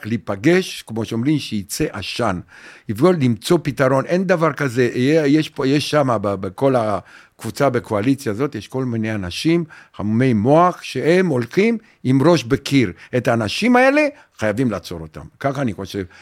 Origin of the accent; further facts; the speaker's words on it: Romania; Hebrew is a second language; moved away as an adult; also born or lived in Bat Yam, Israel; now in Israel; בגיל אחד עשרה ברומניה